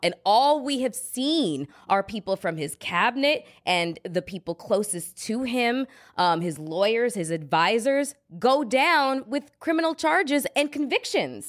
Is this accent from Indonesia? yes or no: no; Canada; now in United States; I'm a Canadian citizen.